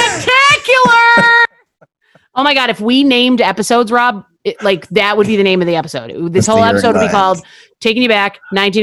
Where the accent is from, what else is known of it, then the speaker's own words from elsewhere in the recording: Buffalo, New York, United States; from Buffalo. I feel the same about Frank's hot sauce.